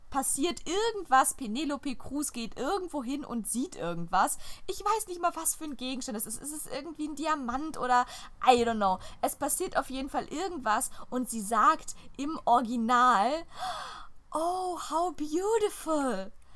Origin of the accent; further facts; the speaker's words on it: Germany; first language German; wir als deutsche Muttersprachler